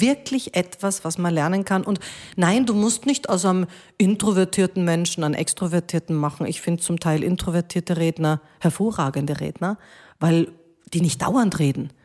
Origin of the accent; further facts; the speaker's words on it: Krems, Lower Austria, Austria; also born or lived in Munich, Germany; ich habe ich hab bis zur Matura, ich habe in Krems, also ich bin in München geboren